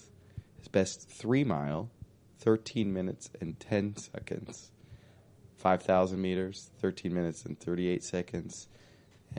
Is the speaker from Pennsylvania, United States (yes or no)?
no; Oakwood, Ohio, United States; I grew up in Oakwood, nearby Oakwood